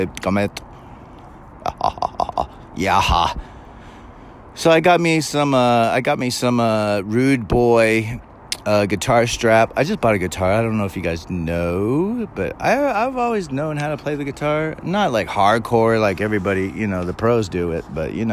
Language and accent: English; California, United States; I was born and raised in Cali